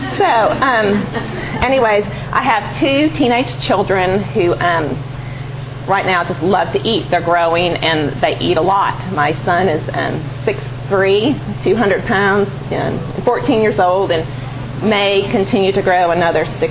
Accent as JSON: {"language": "English", "town": "Chicago", "region": "Illinois", "country": "United States", "tie": "born or raised there", "said": "I'm from Chicago. And grew up there"}